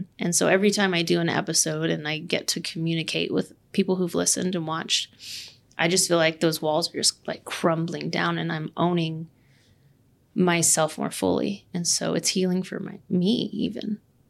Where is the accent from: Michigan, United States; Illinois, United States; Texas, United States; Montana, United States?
Texas, United States; Austin; moved away as an adult; also born or lived in Lubbock, Texas / Canyon, Texas; I'm from Austin, Texas. I was born and raised in Austin.